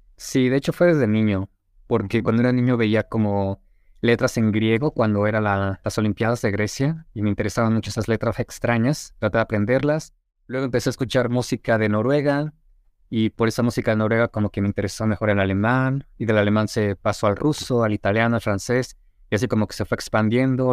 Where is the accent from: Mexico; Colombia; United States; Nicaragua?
Mexico; Toluca, State of Mexico; first language Spanish; also born or lived in Tizapán / Mérida; yo nací en Ciudad de México, pero viví como menos de un año, o un año ahí, me mudé a Tizapán, que es como en la zona norte de la Ciudad de México, y a los ocho años me mudé a Toluca y básicamente ahí viví toda mi niñez